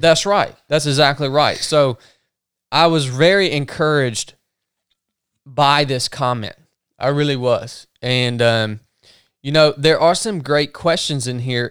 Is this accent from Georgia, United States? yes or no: yes; North Georgia, United States; where we grew up in North Georgia, racism was a part of the culture on both ends